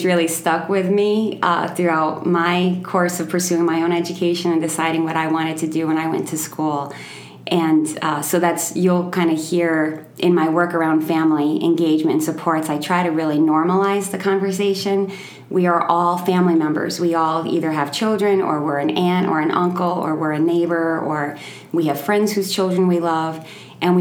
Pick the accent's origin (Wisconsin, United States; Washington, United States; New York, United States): New York, United States; moved away as an adult; also born or lived in Albany, New York / Molokai, Hawaii; I'm from New York. I was living in Albany, New York at the time